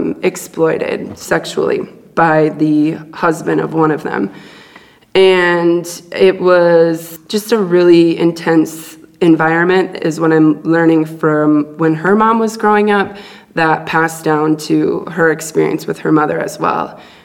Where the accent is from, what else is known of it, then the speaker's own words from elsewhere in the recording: Duluth, Minnesota, United States; born there; 33 years ago today, I was born in Duluth, Minnesota.